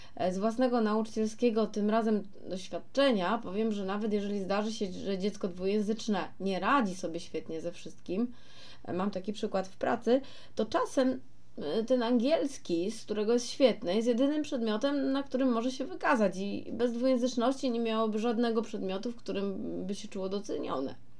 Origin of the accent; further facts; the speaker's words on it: Poland; accent: Polish; mój polski akcent, a ja, mm, a jaki mam mieć, skoro mieszkam całe życie w Polsce?